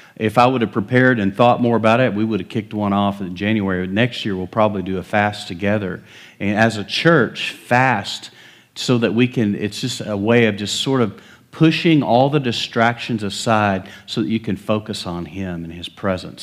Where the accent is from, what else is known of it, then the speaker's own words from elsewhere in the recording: West Texas, United States; moved away; I was raised in West Texas.